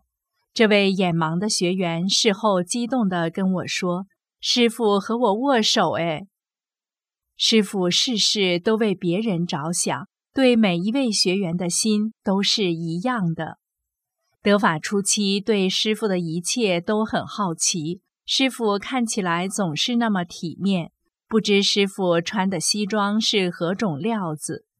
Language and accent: Chinese; Taiwan; 我赶紧说：“师傅，我是台湾来的。”